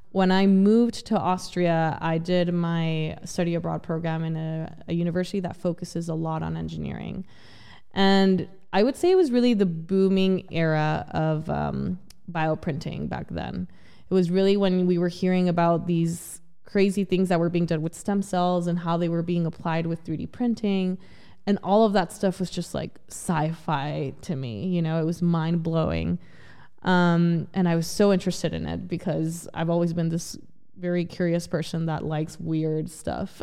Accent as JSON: {"language": "English", "town": "El Paso", "region": "Texas", "country": "United States", "tie": "born or raised there", "also_born_or_lived": "Ciudad Juarez, Mexico", "said": "I originally grew up in Ciudad Juarez, Mexico, and the border city of El Paso, Texas as well"}